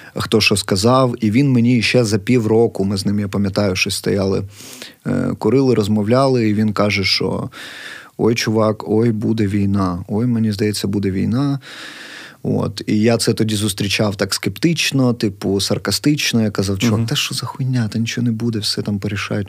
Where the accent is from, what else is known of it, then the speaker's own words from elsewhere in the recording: Kharkiv, Kharkiv Oblast, Ukraine; я, харків'янин, який прям межує з цим конченим сусідом нашим